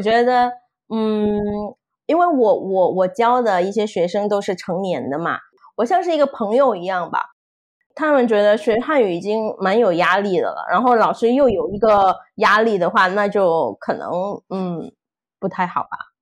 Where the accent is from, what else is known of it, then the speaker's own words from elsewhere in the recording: Indonesia; Chinese is a second language; 我是印尼，呃，算是印尼华侨吧